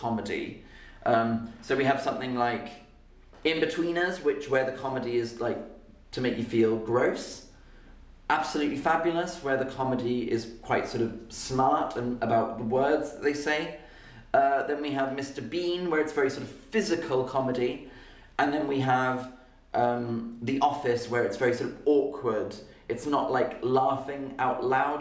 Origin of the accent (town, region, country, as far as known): United Kingdom